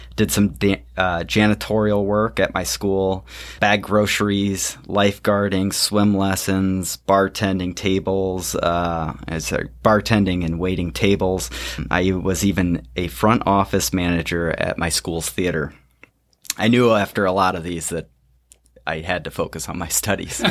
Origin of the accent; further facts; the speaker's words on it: Dubuque, Iowa, United States; I grew up in Dubuque, Iowa